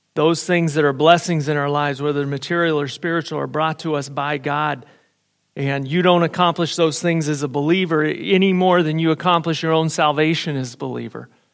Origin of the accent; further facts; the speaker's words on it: United States; I was raised in America